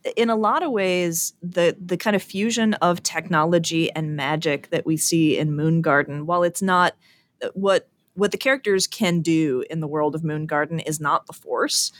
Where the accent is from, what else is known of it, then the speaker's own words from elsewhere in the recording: Chicago, Illinois, United States; I am from Chicago, and self-dealing is an ancient tradition amongst our people